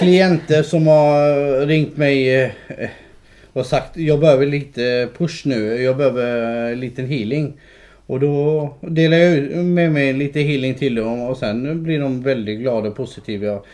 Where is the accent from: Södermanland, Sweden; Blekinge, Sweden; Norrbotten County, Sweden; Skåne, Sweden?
Skåne, Sweden; also born or lived in Kurdistan; Jag är uppvuxen i Skåne. Nej. Eh, jag kom, eh, jag kom eh, till Skåne som en fyraåring